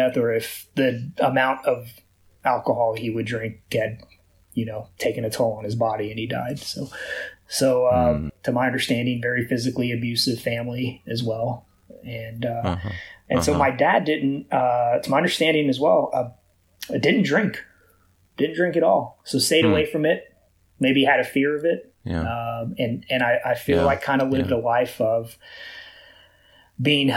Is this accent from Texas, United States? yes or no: yes; Houston, Texas, United States; I'm born and raised in Houston, here in Houston